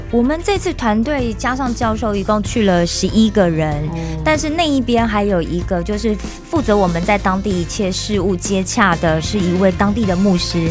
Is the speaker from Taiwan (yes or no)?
yes; Taiwan; 只有我是台湾人